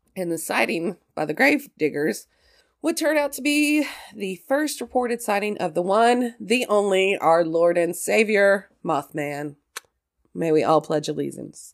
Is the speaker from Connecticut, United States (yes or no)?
no; Southern West Virginia, United States; accent: hick